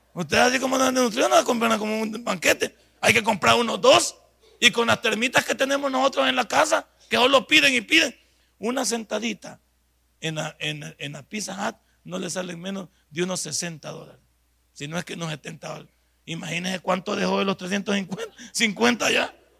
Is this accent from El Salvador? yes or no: yes; El Salvador